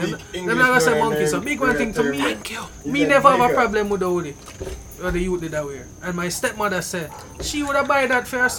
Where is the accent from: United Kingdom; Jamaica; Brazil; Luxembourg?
Jamaica; Me personally, as a Jamaican